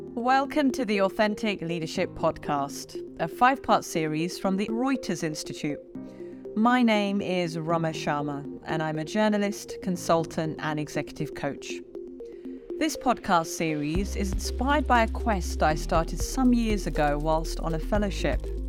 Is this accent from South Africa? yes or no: no; England, United Kingdom; also born or lived in India; I grew up in England